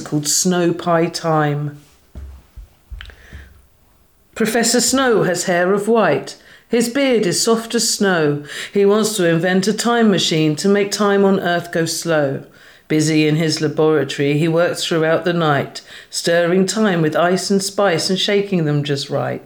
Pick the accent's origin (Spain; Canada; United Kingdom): United Kingdom; Hastings, South East England; also born or lived in Margate; Born in Margate, but grew up in Hastings.